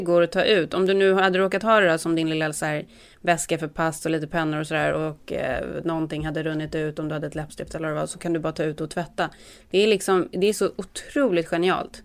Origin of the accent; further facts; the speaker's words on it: Sweden; now in United States; oss som svenskar